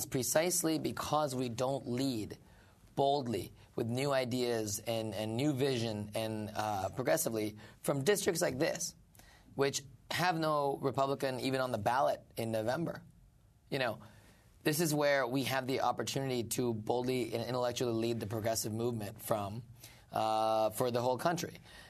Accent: Indiana, United States; born or raised there; moved away as an adult; also born or lived in Mississippi; now in New York City, United States

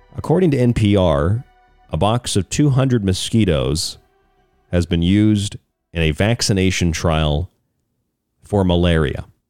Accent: Florida, United States; I grew up in Florida.

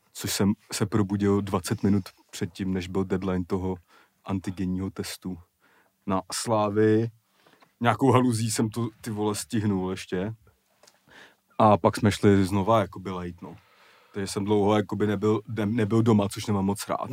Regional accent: Prague, Czechia; kde jsem vyrůstal ve Strašnicích

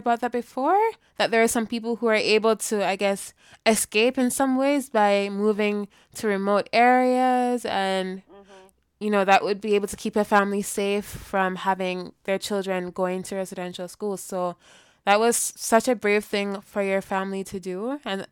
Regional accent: Jamaica; So I'm Jamaican. I was born in Jamaica.

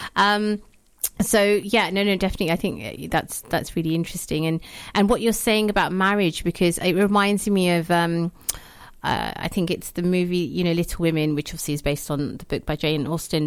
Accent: Pakistan; now in United Kingdom; as a Pakistani woman myself, that's, so, I, especially, I guess, um, living in the U K

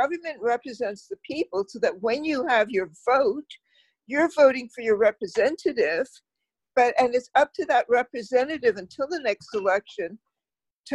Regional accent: Canada; as a Canadian

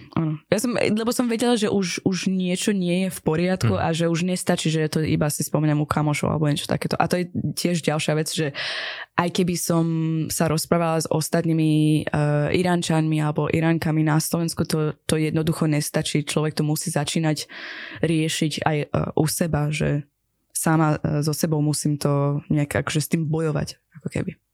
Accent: Iran; Slovak is a second language; now in Slovakia; som z Iránu a čo to znamená pre mňa byť z takej akože, krajiny

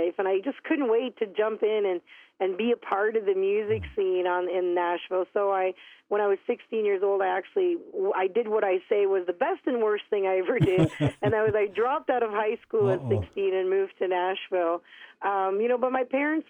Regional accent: Wikwemikong First Nation, Manitoulin Island, Ontario, Canada; I'm from the Wequemcong First Nations. That's on Manitoulin Island, which is the largest freshwater island in the world here in Ontario, Canada. And I grew up in a very, very tight-knit, close, loving family.

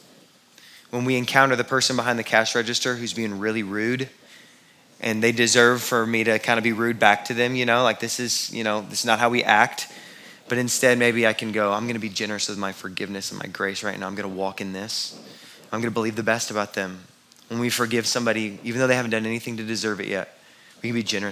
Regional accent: Houston, Texas, United States; I grew up in Houston

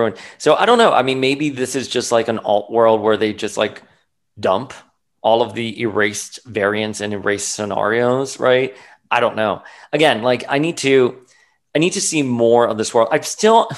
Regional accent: Florida, United States; moved away; a Florida boy, I grew up like on Cayo Ocho, literally 100 degree weather.

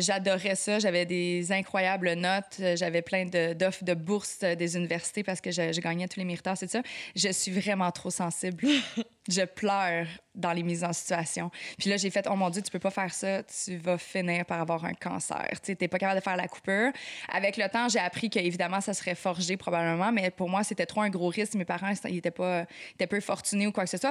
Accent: Quebec, Canada; on dit qu'on est québécois

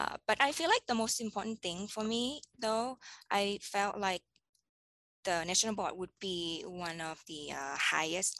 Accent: Bangkok, Thailand; moved away as an adult; now in Hawaii, United States; I was born in Bangkok, and Bangkok, Thailand, and I grew up there

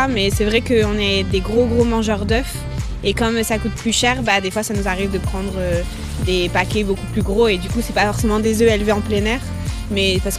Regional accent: Hauts-de-France, France; Bah, déjà, on vient du Nord, du coup, on mange beaucoup de fromage.

